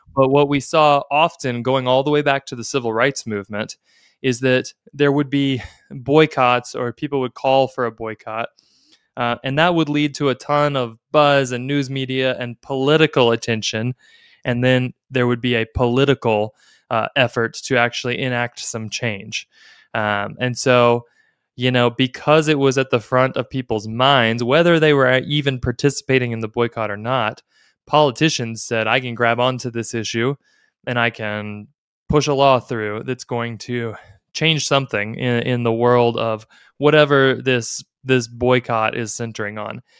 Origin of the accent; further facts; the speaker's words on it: Dallas, Texas, United States; I grew up in Dallas in the in the 80s